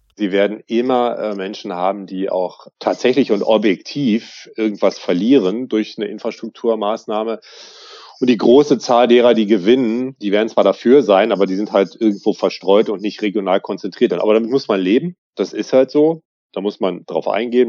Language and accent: German; Berlin, Germany; als Berliner